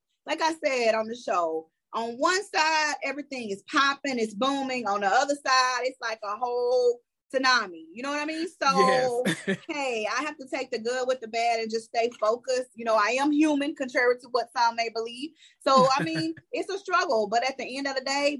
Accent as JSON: {"language": "English", "region": "Mississippi", "country": "United States", "said": "I'm from Mississippi"}